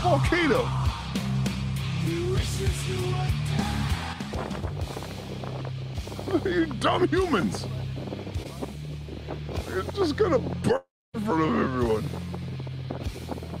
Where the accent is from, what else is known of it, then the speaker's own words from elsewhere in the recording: California, United States; as a Californian